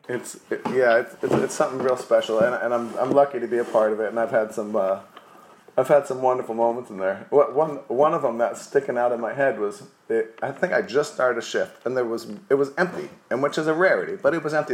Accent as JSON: {"language": "English", "region": "New Jersey", "country": "United States", "tie": "born or raised there", "moved": "yes", "lives_now": "New Orleans, United States", "said": "I grew up in New Jersey"}